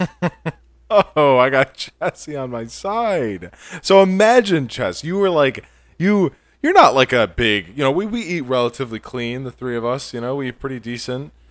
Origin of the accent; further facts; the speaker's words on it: New York, United States; Born in, born and raised in New York, you know, I'm a New Yorker.